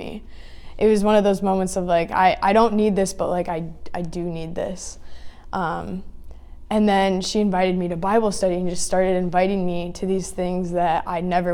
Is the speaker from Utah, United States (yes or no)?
no; Greenville, Michigan, United States; moved away as an adult; now in South Dakota, United States; I'm originally from Greenville, Michigan